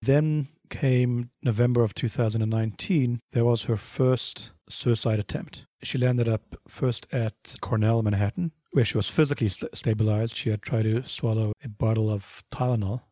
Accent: Johannesburg, Gauteng, South Africa; moved away as an adult; also born or lived in Cape Town, South Africa / Brooklyn / New Jersey / New Haven; now in United States; I was born in Cape Town. Grew up in Johannesburg.

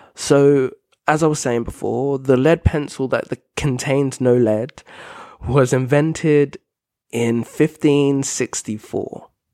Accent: United Kingdom; I'm British

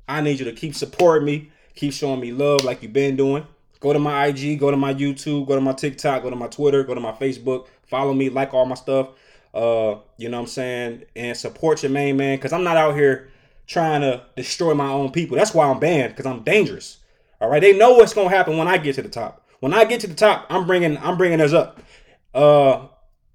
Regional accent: Detroit, Michigan, United States; I'm from Detroit.

